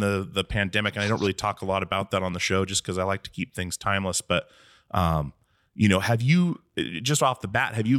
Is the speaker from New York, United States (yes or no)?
no; Alaska, United States; moved away as an adult; now in Portland, United States; I grew up in Alaska.